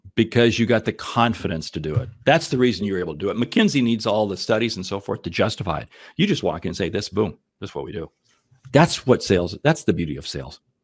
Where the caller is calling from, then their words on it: Omaha, Nebraska, United States; I'm calling in from Omaha, Nebraska today